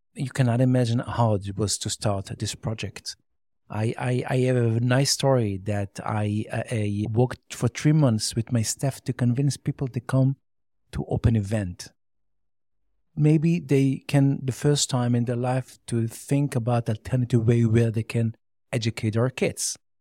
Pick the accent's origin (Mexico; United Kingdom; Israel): Israel; Jerusalem, Jerusalem District; first language Yiddish; English is a second language; I grew up in Meashe Harim, and I didn't know even Hebrew until the age of twenty. I speak only Yiddish.